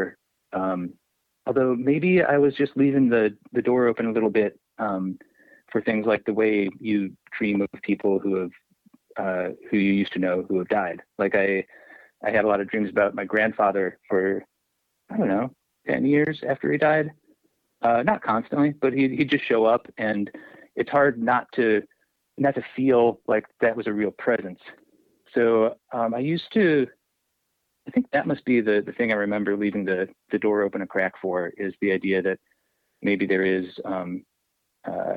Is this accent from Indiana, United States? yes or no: yes; Indiana, United States; also born or lived in Pittsburgh; I grew up in Indiana